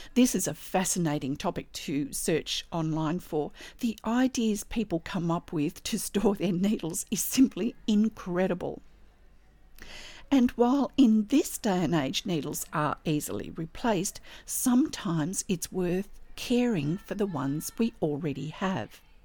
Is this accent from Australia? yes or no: yes; Australia; I'm an Australian textile artist